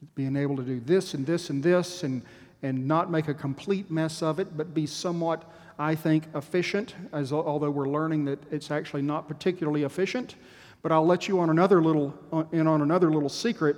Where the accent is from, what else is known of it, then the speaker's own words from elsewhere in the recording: Texas, United States; As a Texan